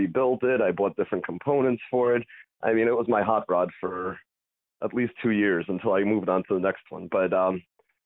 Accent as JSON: {"language": "English", "area": "Long Island", "region": "New York", "country": "United States", "tie": "born or raised there", "also_born_or_lived": "Soviet Union / Italy", "said": "Moved out to Long Island. My parents bought a house there back in 93, finished up school there"}